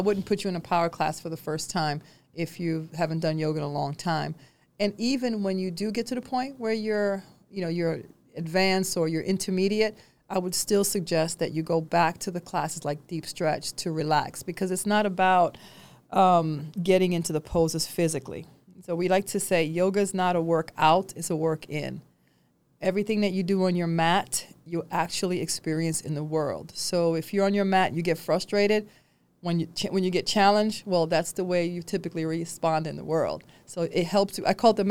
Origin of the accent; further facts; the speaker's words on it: New York, United States; A child, I grew up in New York, and I'm used to having, I'm not used to people being separated.